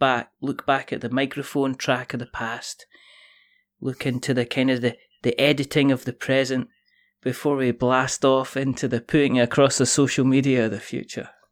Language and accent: English; Scotland, United Kingdom; I'm Scottish, which means I could roll my R's